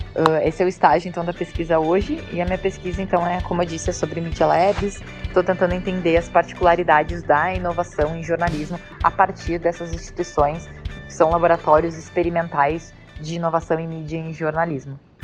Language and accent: Portuguese; Brazil; eu sou brasileiro